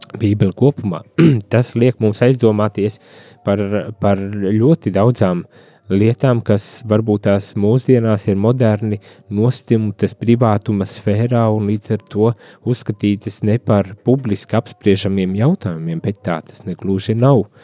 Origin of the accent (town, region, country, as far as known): Latvia